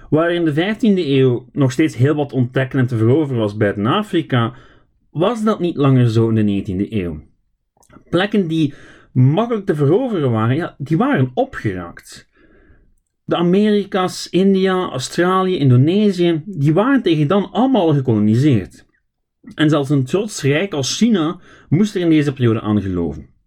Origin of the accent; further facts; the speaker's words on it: Belgium; Belgisch Congo is een episode waar ik als Belg in het buitenland vaak aan herinnerd werd.